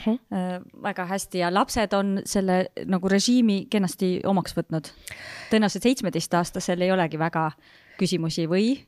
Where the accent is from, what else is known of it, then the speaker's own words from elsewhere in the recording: Haapsalu, Lääne County, Estonia; mina olen ka Haapsalust pärit